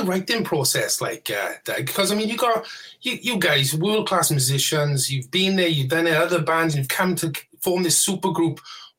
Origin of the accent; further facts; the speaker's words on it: Welsh, Wales, United Kingdom; accent: Welsh; I'm Welsh, and I speak rather fast sometimes.